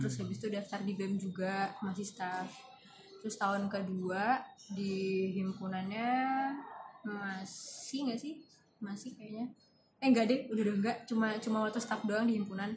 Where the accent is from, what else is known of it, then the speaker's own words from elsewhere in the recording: Semarang, Central Java, Indonesia; moved away; Asli Semarang.